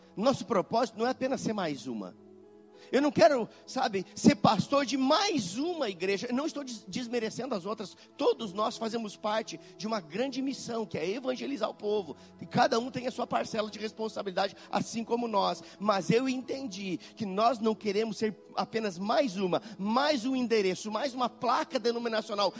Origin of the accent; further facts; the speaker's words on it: Rio Grande do Sul, Brazil; moved away as an adult; also born or lived in Belo Horizonte, Minas Gerais; now in Caxias do Sul, Brazil; Mas nós moramos em Belo Horizonte por muito tempo, mas não somos mineiros, não. Algumas pessoas pensam, ah, eles são mineiros. Não, nós somos quase mineiros, mas somos gaúchos